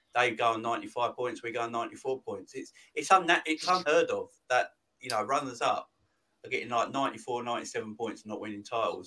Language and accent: English; London, United Kingdom; I'm from London